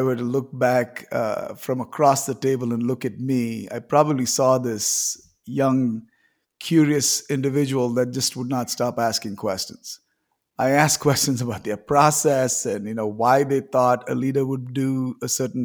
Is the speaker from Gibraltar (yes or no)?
no; India; I grew up in India.